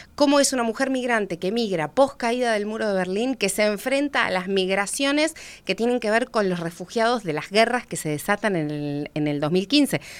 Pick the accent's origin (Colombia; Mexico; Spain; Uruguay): Uruguay; una mujer rioplatense que, que no, que no es una mujer migrante